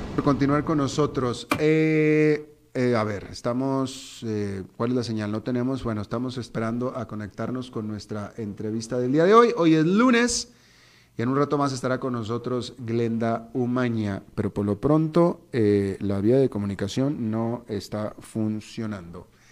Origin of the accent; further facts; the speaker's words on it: Mexico; yo soy mexicano